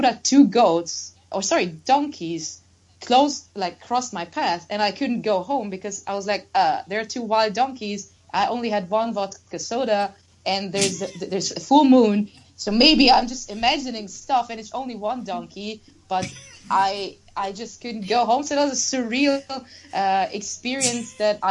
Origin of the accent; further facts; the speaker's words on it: Germany; now in Budapest, Hungary; where I grew up in Germany was a small town with, you know, cows